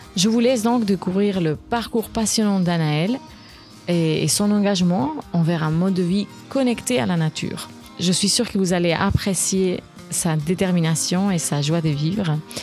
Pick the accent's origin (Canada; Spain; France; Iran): Spain; je suis espagnole